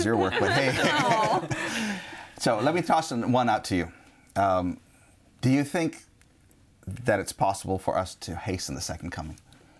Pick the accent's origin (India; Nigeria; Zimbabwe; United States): India; I'm Indian